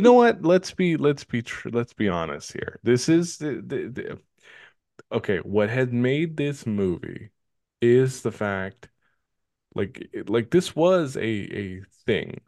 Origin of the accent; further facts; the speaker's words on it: Richmond, California, United States; We grew up in Richmond, California, and we've lived there prac, practically our entire lives.